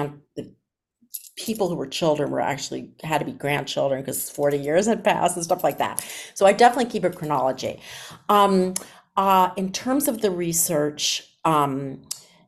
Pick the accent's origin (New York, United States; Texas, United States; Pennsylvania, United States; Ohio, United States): Pennsylvania, United States; Philadelphia; my hometown of Philadelphia